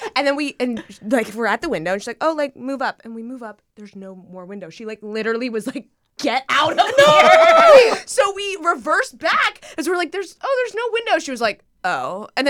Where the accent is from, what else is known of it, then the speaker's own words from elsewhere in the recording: San Diego, California, United States; moved away as an adult; now in Los Angeles, United States; I grew up in San Diego.